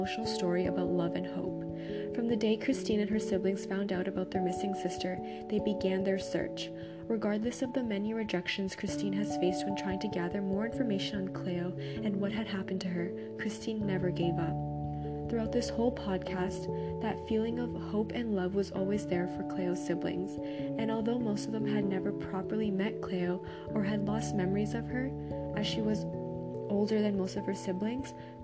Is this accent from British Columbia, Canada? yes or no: no; Toronto, Ontario, Canada; born or raised there